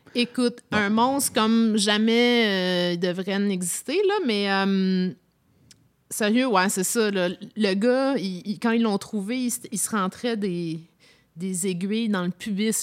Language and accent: French; Toronto, Ontario, Canada; moved away; j'ai grandi euh, à Toronto